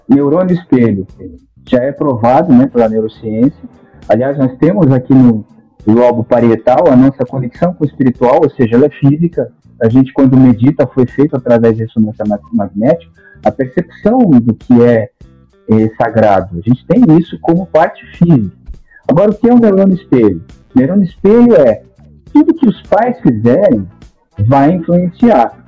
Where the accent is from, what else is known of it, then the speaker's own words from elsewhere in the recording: São Vicente, São Paulo, Brazil; Eu sou de São Vicente, litoral paulista